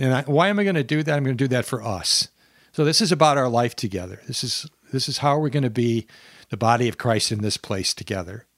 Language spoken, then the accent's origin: English; Minnesota, United States; I'm from Minnesota here in the southern half of Minnesota.